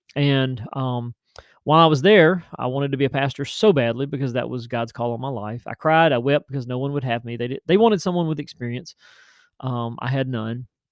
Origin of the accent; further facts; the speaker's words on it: West Tennessee, United States; a pastor of the little church there in Tennessee, in West Tennessee, my hometown